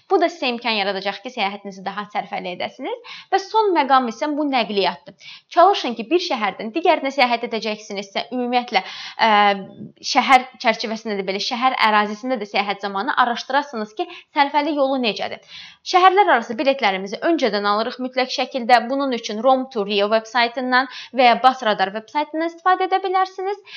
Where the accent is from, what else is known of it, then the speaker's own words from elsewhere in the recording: Azerbaijan; Biz Azərbaycanlıyıq. Ona görə bizim üçün rahat olacaq.